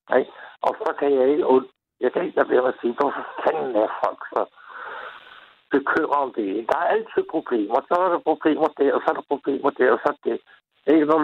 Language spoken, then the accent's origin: Danish; Copenhagen, Capital Region of Denmark, Denmark; moved away as an adult; now in Lolland, Denmark; Jeg er opvokset i København.